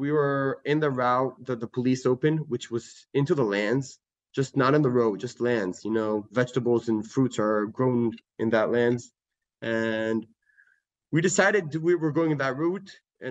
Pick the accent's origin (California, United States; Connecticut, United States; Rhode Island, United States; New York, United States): California, United States; San Francisco; also born or lived in Israel / Atlanta, United States; So I was born in San Francisco, and then I was on and off U.S. Israel. I was in Atlanta, Georgia for a couple of years. I'm American, half Israeli.